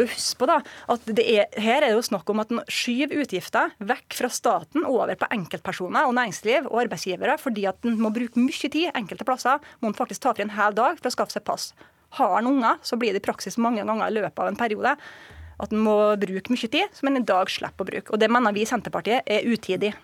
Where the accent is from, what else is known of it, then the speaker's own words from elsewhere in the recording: Surnadal, Møre og Romsdal, Norway; i hjemkommunen min, som er Surnadal